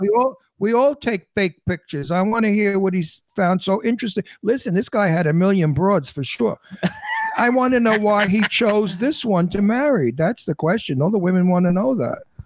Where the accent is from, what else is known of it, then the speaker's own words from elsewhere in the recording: New York City, New York, United States; accent: New York; also born or lived in Manhattan / Florida / Doylestown, Pennsylvania; now in Palm Springs, United States; I'm a New Yorker. I'm born and raised in Brooklyn, New York